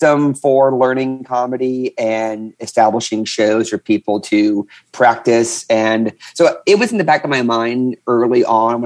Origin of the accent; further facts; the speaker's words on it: New Orleans, Louisiana, United States; I am a comedian from New Orleans, Louisiana